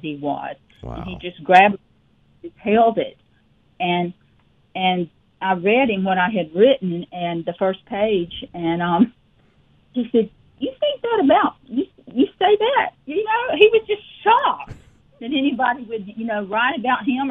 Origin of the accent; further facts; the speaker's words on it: Petal, Mississippi, United States; also born or lived in Hattiesburg, Mississippi; I'm originally from a small two-red-light town called Petal, Mississippi